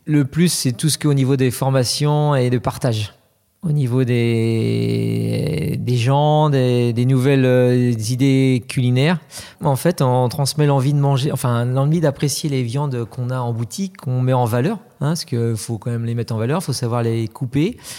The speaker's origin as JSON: {"language": "French", "region": "Pays de la Loire", "country": "France", "tie": "born or raised there", "said": "je suis originaire du Sud-Loire"}